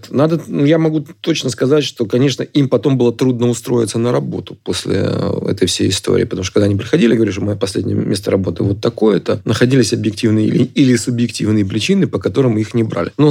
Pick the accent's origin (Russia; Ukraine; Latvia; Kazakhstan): Ukraine; Ну, я, я русскоязычный украинец, если так это говорить, да. С другой стороны, я понимаю, что моя родина Украина, а отечество Россия.